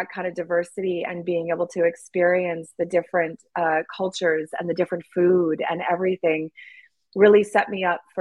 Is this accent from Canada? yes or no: yes; Canada; I'm white Canadian